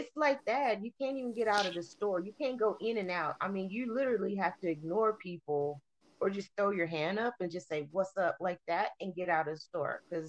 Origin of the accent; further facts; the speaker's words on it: New England, United States; It's a big culture shock, especially, you know, for somebody that's born and raised in New England, you know